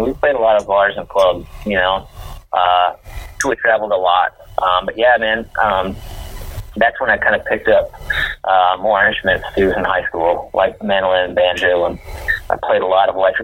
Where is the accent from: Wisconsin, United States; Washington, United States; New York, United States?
Wisconsin, United States; Whitehall; I grew up in Trempealeau County, a little town called Whitehall